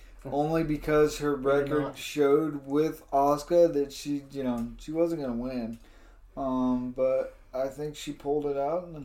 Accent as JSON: {"language": "English", "country": "Canada", "said": "hate on America, I'm Canadian, I'm, you know what I mean?"}